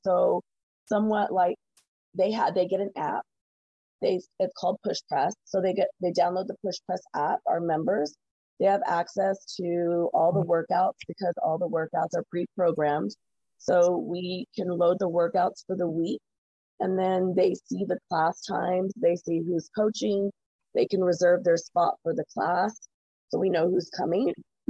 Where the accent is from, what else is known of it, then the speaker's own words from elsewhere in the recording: Carlsbad, United States; I'm from here. I was born and raised in Carlsbad. I'm from here, so I know a lot of people.